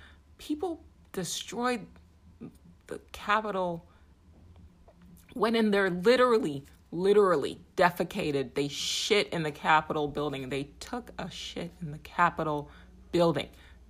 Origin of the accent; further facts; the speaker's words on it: Nigeria; now in United States; I'm an immigrant. I'm a Nigerian-American. My family gave up everything to seek solace here in this country.